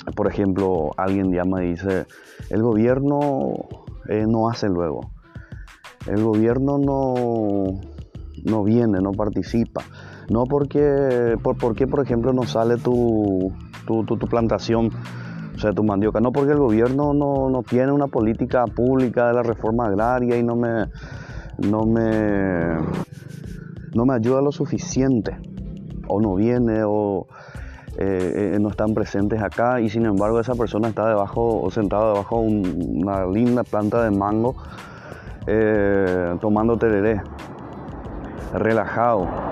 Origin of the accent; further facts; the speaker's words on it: Paraguay; nosotros como paraguayos